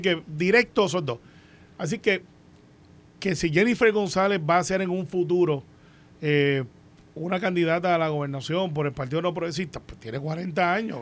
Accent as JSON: {"language": "Spanish", "country": "Puerto Rico"}